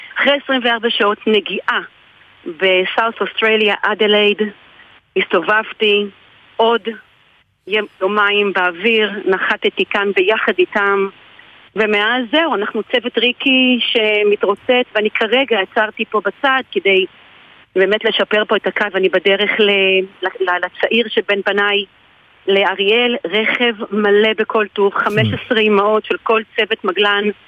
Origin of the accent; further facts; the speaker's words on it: Israel; also born or lived in Adelaide, Australia; now in Australia; אני ישראלית שחיה באוסטרליה